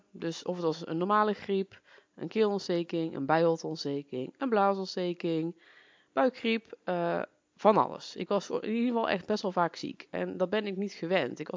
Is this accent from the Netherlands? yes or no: yes; North Brabant, Netherlands; now in Achterhoek, Netherlands; Oorspronkelijk kom ik uit Brabant, dat zal je misschien ook al horen. En ik ben zo'n zeven jaar geleden hierheen verhuisd voor de liefde.